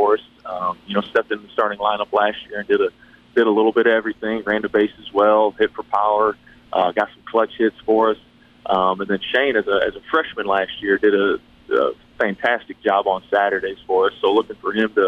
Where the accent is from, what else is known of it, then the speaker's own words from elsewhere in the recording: Michigan, United States; moved away as an adult; now in Murray, United States; I'm originally from Michigan and played up there and coached up there a year